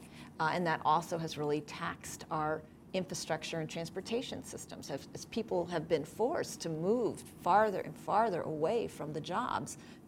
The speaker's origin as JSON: {"language": "English", "town": "Oakland", "region": "California", "country": "United States", "tie": "born or raised there", "said": "this is my hometown. This is the city I was born and raised"}